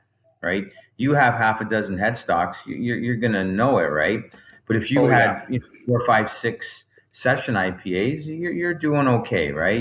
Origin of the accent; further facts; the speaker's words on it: Bolton, Ontario, Canada; I grew up in Bolton, Ontario